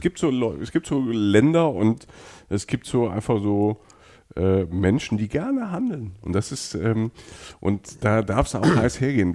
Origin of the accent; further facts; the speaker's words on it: Germany; wir kommen aus Deutschland